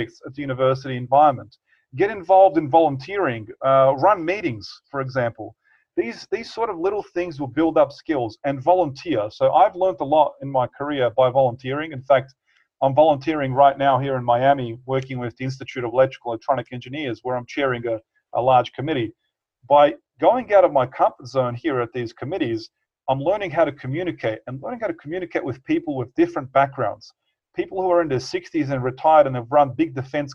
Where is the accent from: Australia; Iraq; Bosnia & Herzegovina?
Bosnia & Herzegovina; moved away; I definitely want to live in my home country